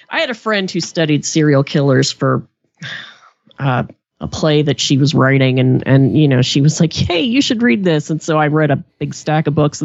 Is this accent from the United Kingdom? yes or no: no; Appalachia, United States; I grew up in Appalachia